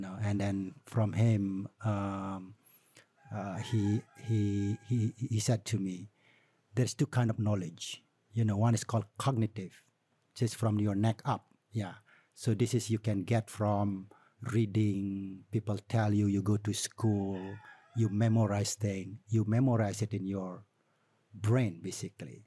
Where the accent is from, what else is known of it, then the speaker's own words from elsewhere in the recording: Tabanan, Bali, Indonesia; also born or lived in United States; from Tabanan, you know. So it's always attached with my community.